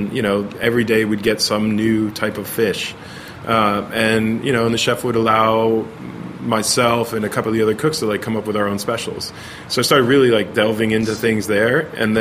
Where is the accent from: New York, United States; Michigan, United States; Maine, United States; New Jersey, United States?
New Jersey, United States; Pennington; now in Los Angeles, United States; New Jersey. Yeah, born and raised.